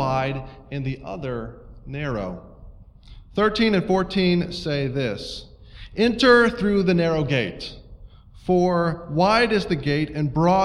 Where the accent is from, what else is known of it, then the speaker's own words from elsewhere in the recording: Estes Park, Colorado, United States; I grew up in Colorado